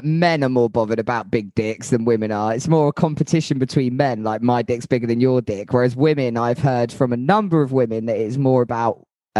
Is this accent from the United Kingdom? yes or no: yes; Yorkshire and the Humber, United Kingdom; It's no good being a Yorkshireman and trans